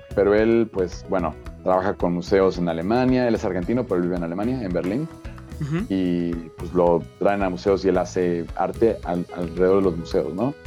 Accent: Mexico; yo soy mexicano

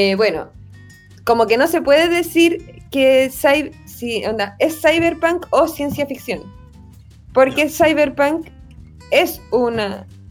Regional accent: Chile; como soy chilena

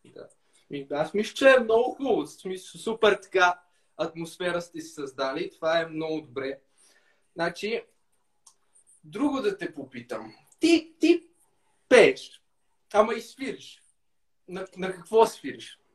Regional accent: Lom, Montana Province, Bulgaria; now in Sofia, Bulgaria; От Лом.

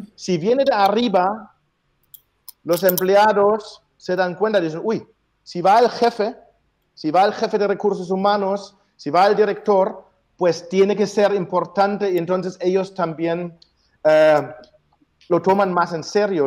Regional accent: Germany; moved away; Yo soy el alemán

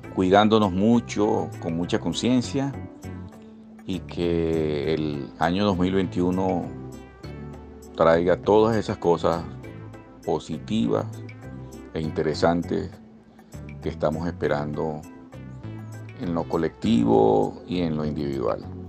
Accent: Zulia, Venezuela; now in Buenos Aires, Argentina; Soy periodista venezolano, zuliano, guayú

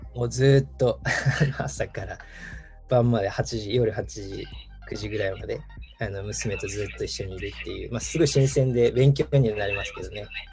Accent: Tochigi, Japan; moved away; also born or lived in Denmark / Tokyo; 今僕実家栃木にある

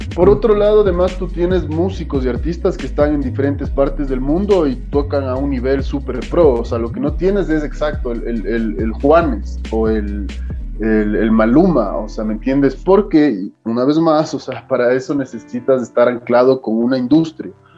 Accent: Quito, Pichincha, Ecuador; soy de Quito, soy de donde sea, de Ecuador, o sea, soy ecuatoriano, no me creo mejor que nadie, simplemente soy orgulloso y agradecido de haber nacido donde nací

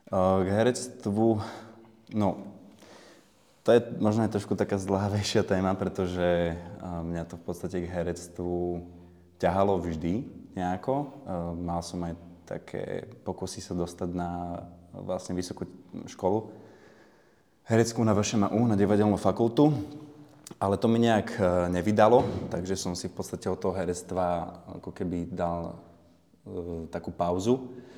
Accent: Bratislava, Bratislava Region, Slovakia; Pochádzam z Račianského mýta, to je také sídlisko nedaleko centri Bratislavy

